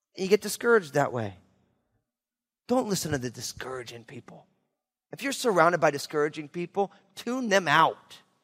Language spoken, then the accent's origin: English; New Jersey, United States; moved away; also born or lived in Marin County, California; I'm from New Jersey